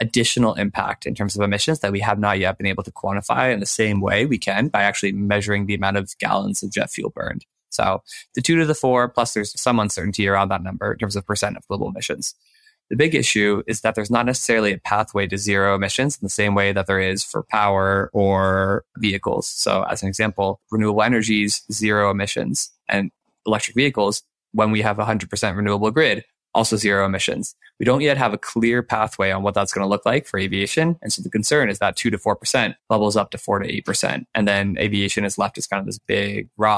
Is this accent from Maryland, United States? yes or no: yes; Maryland, United States; I grew up in Maryland